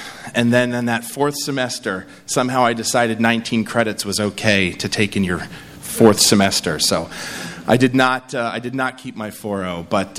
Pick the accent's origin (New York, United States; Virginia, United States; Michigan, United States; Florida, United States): New York, United States; I speak all over the country and I say, I'm from New York.